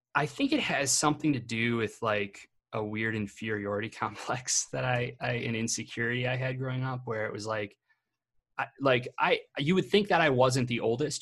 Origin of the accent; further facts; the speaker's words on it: Illinois, United States; where I grew up in Illinois